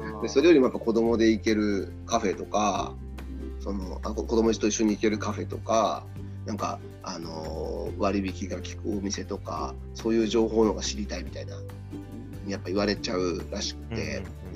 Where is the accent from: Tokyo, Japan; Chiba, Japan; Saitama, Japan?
Saitama, Japan; 僕、埼玉ですけど